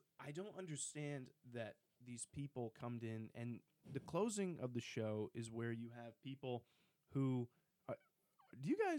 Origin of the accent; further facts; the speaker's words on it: Fremont, Ohio, United States; I'm from Fremont, Ohio, which is about 3.5 hours north of Oxford. It's near the Toledo, Sandusky area.